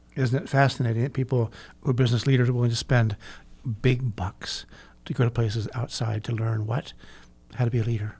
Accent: California, United States; I grew up in California

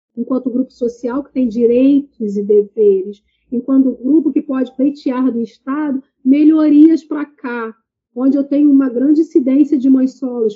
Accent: Baixada Fluminense, Rio de Janeiro, Brazil; venho da Baixada Fluminense, periferia, do Rio de Janeiro

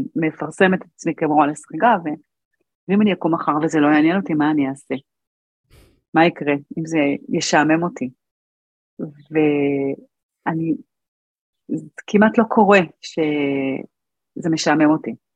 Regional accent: Arad, Southern District, Israel; גדלתי בערד, ואני הייתי בת שמונה

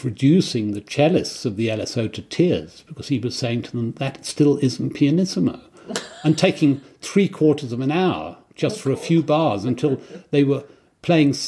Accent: Kent, South East England, United Kingdom; I grew up in Kent.

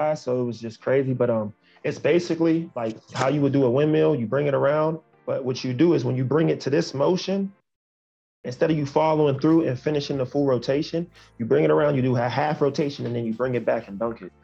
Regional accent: New Kensington, Pennsylvania, United States; now in Las Vegas, United States; My city is Pittsburgh, but inside the city, I'm from a town called New Kensington, Pennsylvania

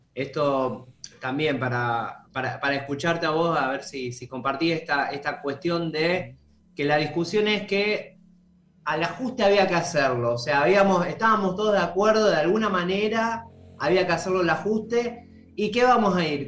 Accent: Santa Fe, Argentina; yo porque soy de Santa Fe

